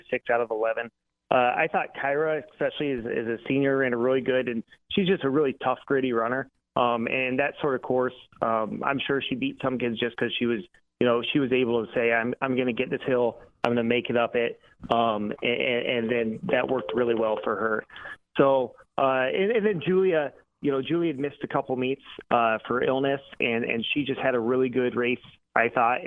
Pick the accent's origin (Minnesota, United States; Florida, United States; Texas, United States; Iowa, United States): Iowa, United States; Atlantic; growing up in Atlantic.